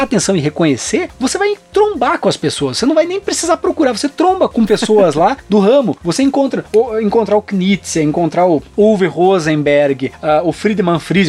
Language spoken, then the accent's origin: Portuguese; Brazil; also born or lived in Germany; o único brasileiro maluco que morava na Alemanha no início, mas depois vinha do Brasil para lá